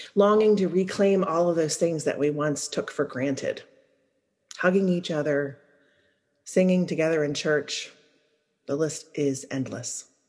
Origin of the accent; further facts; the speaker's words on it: Louisiana, United States; moved away as an adult; I'm from Louisiana